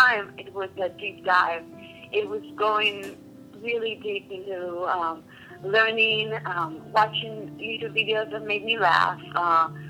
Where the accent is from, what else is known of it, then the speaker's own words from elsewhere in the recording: Israel; moved away as an adult; now in United States; I was born in Israel, and I came to the States about 14 years ago.